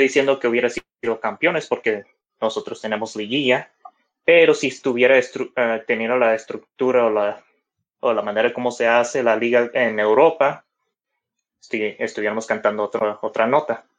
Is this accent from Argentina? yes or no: no; Mexico; nosotros como mexicanos